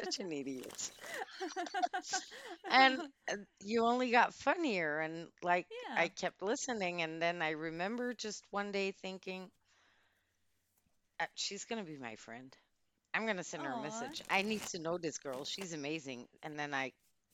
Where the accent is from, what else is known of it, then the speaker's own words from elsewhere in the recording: Antwerp, Flanders, Belgium; English is a second language; I was born in the City of Diamonds